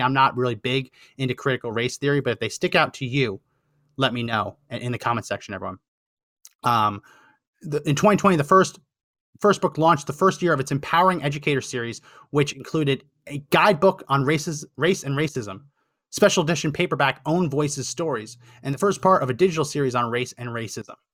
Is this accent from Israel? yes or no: no; New Jersey, United States; growing up in New Jersey